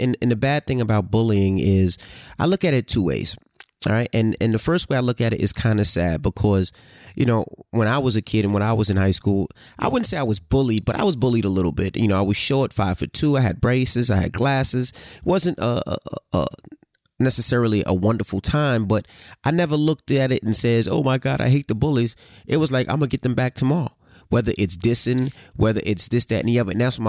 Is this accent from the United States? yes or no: yes; Queens, New York, United States; And I'm from Queens, New York.